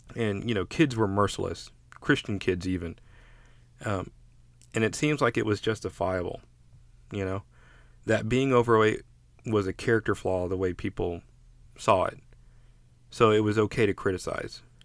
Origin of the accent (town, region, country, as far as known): United States